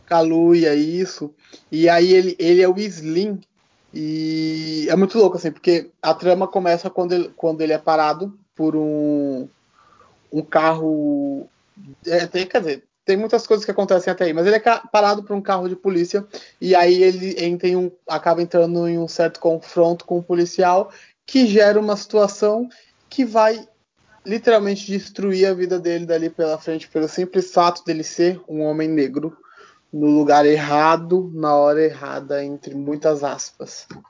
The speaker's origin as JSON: {"language": "Portuguese", "country": "Brazil", "said": "eu sou brasileiro, né? Não sou canadense"}